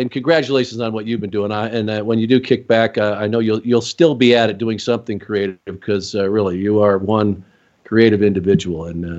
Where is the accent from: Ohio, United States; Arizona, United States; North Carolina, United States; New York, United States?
Arizona, United States; Phoenix; I was from Phoenix forever.